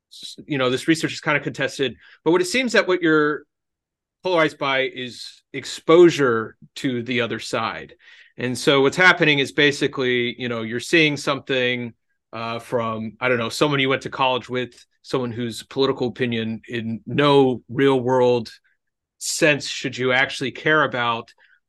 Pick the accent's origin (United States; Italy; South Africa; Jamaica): Italy; Genoa, Liguria; no, I'm polarized because you know, I'm Italian, and specifically I'm from Genoa, you know.